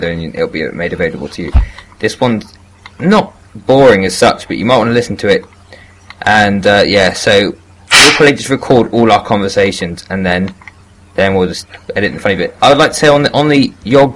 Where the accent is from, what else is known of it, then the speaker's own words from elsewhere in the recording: United Kingdom; I'm British through and through